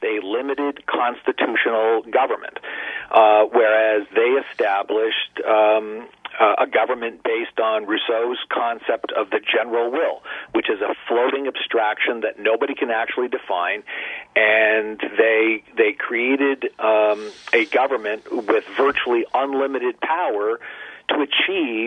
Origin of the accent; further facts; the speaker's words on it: Ontario, Canada; moved away as an adult; now in United States; I was born and raised in Ontario, Canada